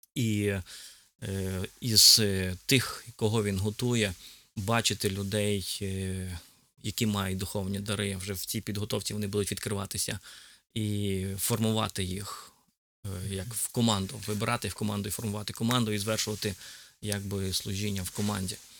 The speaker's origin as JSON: {"language": "Ukrainian", "town": "Dubno", "region": "Rivne Oblast", "country": "Ukraine", "tie": "born or raised there", "also_born_or_lived": "Donetsk / Lipetsk", "lives_now": "Semyduby, Ukraine", "said": "я народився в місті Дубно і був в церкві Віфанія десь двох років"}